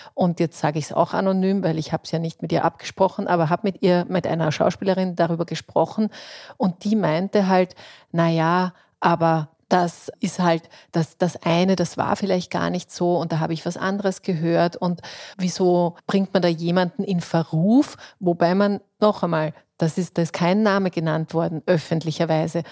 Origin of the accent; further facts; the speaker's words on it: Austria; bei uns in Österreich